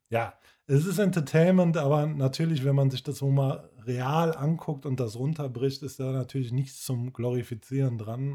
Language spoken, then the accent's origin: German; Cologne, North Rhine-Westphalia, Germany; wir hier als Kölner